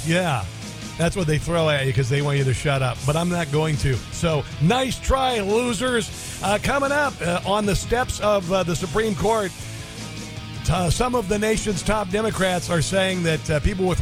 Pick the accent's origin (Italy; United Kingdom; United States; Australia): United States; Neola, Iowa; I grew up in Neola, Iowa, that's where I grew up, and this is back in the 1970s and 80s